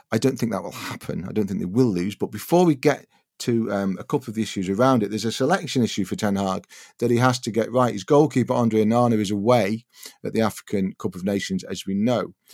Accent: Wigan, North West England, United Kingdom; I was brought up in Wigan

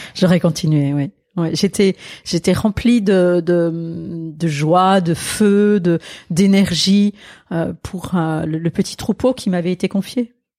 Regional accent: Alsace, Grand Est, France; French is a second language; moved away; also born or lived in Marseille; c'est l'Alsace, oui, oui, oui, le français est ma deuxième langue

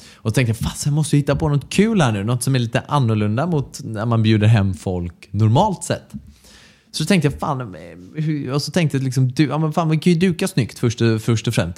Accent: Mölnlycke, Västra Götaland, Sweden; also born or lived in Gothenburg; Jag är från Mölnlycke, också ja. här i närheten av dit vi flyttat nu

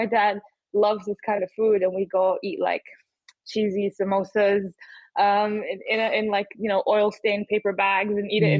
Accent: Bahrain; So I was born in Bahrain. My mom is English and my dad's Bahraini.

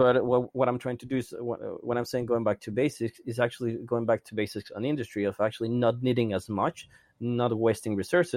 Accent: Mexico; I'm from Mexico

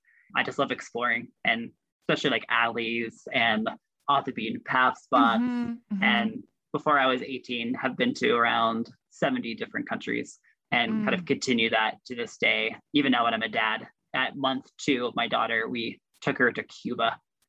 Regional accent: Russia; now in Washington, D.C., United States; So once I grew up in Russia, I came to the United States and moved to Washington, D.C., a city that I still live in.

